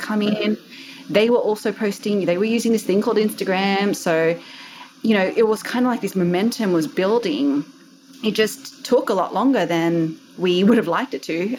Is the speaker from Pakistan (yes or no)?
no; Australia; accent: Aussie; also born or lived in Sydney, Australia; You might be able to tell from my accent, I am Aussie.